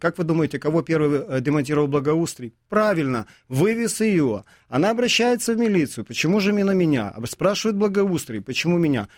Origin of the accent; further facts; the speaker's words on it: Kyiv, Ukraine; как для коренного жителя киевлянина